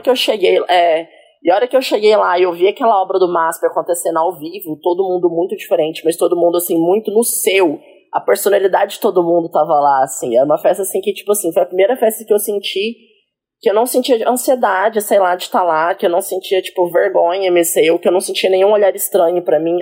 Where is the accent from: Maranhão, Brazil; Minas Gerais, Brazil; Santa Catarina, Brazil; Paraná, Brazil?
Minas Gerais, Brazil; Caxambu; now in São Paulo, Brazil; eu sou do sul de Minas, uma cidade ah, lá do interior de Minas Gerais, super homofóbica, é? super, é? tipo, chama Caxambu.